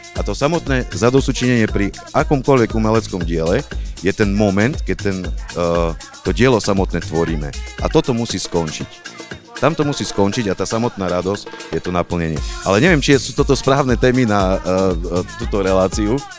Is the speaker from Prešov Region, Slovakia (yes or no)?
yes; Poprad, Prešov Region, Slovakia; som z Popradu. Som z Popradu